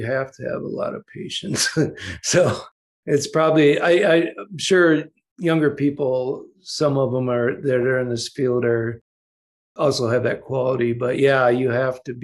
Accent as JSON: {"language": "English", "region": "Ohio", "country": "United States", "tie": "born or raised there", "said": "all the farmers I grew up in Ohio"}